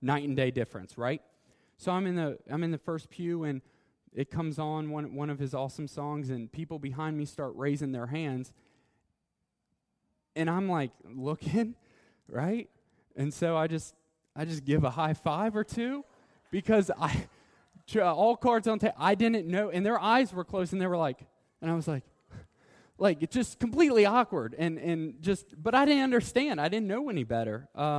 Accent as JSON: {"language": "English", "town": "Covington", "region": "Kentucky", "country": "United States", "tie": "born or raised there", "said": "I'm an American. I've been born here, Kentucky, Covington."}